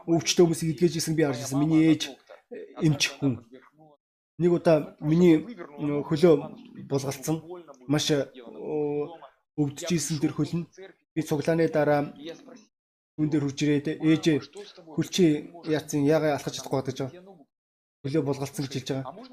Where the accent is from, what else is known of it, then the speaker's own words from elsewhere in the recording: Russia; born there; Өнөөдөр би Орос гэдэг оронд төрсөн.